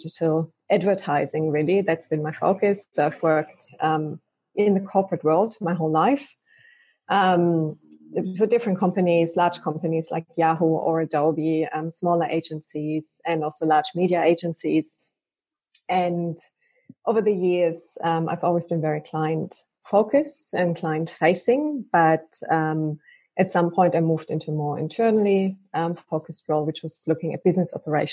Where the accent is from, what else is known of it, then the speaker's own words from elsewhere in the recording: Germany; now in Australia; I'm from Germany originally.